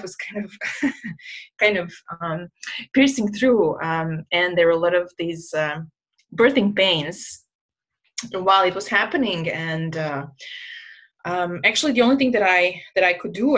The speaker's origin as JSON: {"language": "English", "country": "Croatia", "also_born_or_lived": "Jakarta, Indonesia", "moved": "as an adult", "said": "I was sent by my home country, Croatia, to Jakarta"}